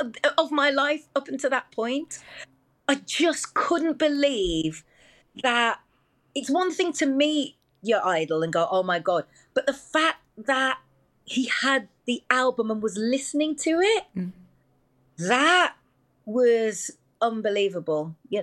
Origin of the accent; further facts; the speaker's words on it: Wolverhampton, West Midlands, United Kingdom; Yeah, I was just … from Wolverhampton.